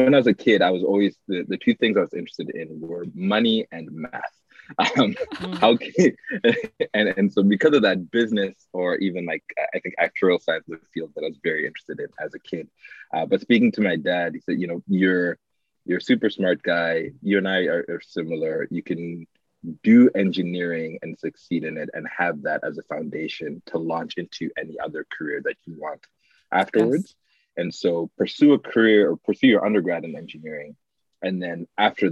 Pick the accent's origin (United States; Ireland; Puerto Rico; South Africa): South Africa; moved away as an adult; also born or lived in Toronto, Canada; now in Canada; born and raised in South Africa to parents